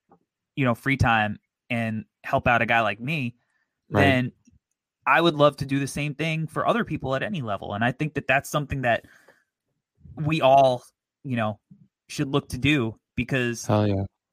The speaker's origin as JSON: {"language": "English", "region": "New York", "country": "United States", "said": "I'm a New Yorker"}